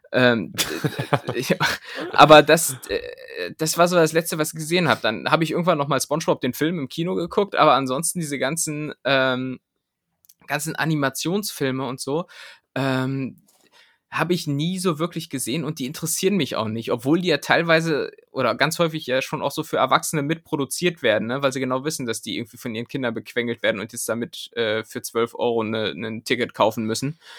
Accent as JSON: {"language": "German", "town": "Cologne", "region": "North Rhine-Westphalia", "country": "Germany", "said": "Kölsche, Kölsche Frohnatur bin ich."}